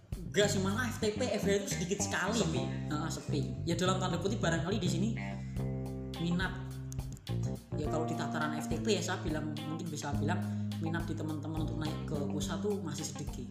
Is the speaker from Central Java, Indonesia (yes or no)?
yes; Demak, Central Java, Indonesia; Aku aslinya Demak